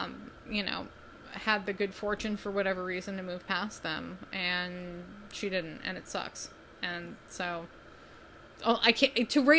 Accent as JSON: {"language": "English", "area": "West Coast, near Seattle", "region": "Washington", "country": "United States", "tie": "born or raised there", "said": "Of course, both you and I grew up on the West Coast, so we haven't had a ton of experience with Hojo, but I believe there was one in Seattle, which is near where I went to high school"}